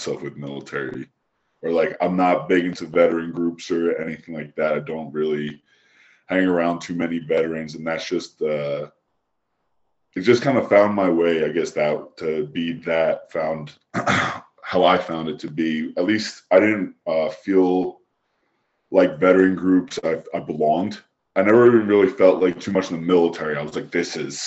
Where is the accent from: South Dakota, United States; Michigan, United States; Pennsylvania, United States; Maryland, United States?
Pennsylvania, United States; Philadelphia; now in California, United States; I grew up in Philadelphia, Pennsylvania, and the East Coast